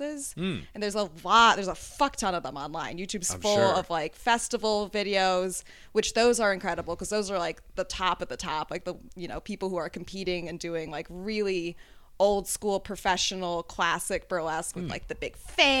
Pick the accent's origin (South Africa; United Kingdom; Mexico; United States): United States; the South; also born or lived in Chicago; now in New York, United States; I'm from the South. Originally